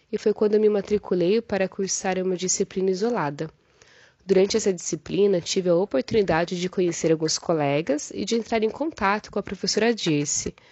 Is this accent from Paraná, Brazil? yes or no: yes; Cascavel, Paraná, Brazil; born there; now in Cruzeiro do Sul, Brazil; eu defendi a minha tese de doutorado no dia 30 de agosto, nasci em Cascavel, no Paraná, mas atualmente moro em Cruzeiro do Sul, no Acre.